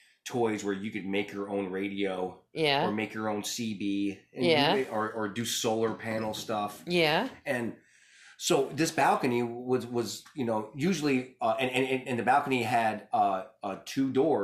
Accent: Bronx, New York, United States; growing up in the Bronx, you had bars on your windows.

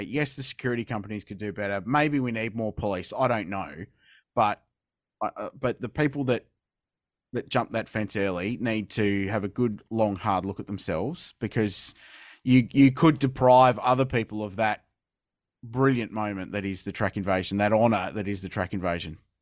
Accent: Adelaide, South Australia, Australia; I grew up watching here in Adelaide in in the 90s

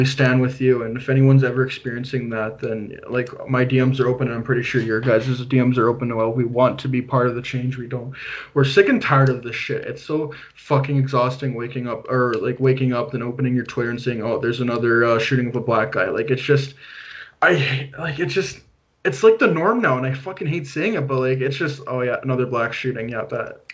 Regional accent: Canada; I'm from Canada

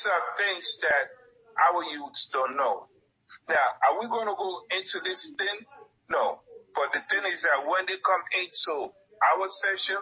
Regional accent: United States; I grew up in America. I grew up in one of the roughest neighborhoods.

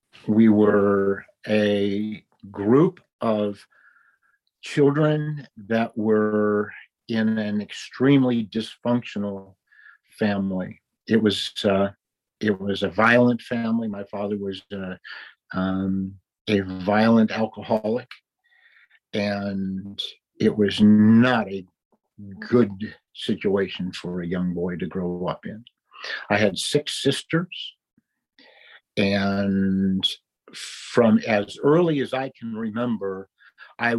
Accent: Cleveland, Ohio, United States; now in Dallas-Fort Worth, United States; I was raised in Cleveland, Ohio

